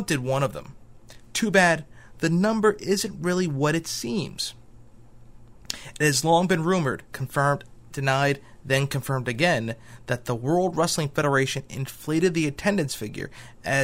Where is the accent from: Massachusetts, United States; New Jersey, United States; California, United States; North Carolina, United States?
New Jersey, United States; my hometown, in New Jersey